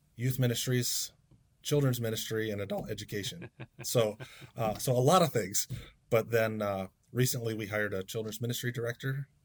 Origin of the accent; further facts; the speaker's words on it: Waynesboro, Pennsylvania, United States; now in Camden, United States; I was born in South Central Pennsylvania. Um, grew up at Blue Rock United Brethren Church in Waynesboro, PA.